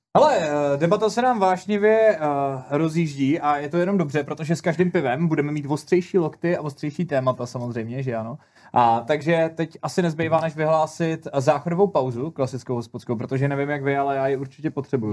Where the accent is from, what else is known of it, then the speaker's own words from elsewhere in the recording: Czechia; u nás v Čechách